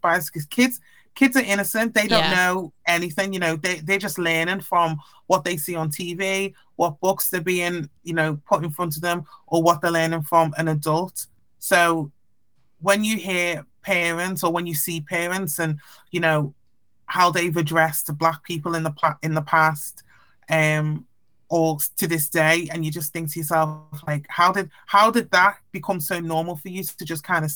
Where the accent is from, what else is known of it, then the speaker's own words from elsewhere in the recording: Liverpool, North West England, United Kingdom; I obviously had black friends, white friends growing up in Liverpool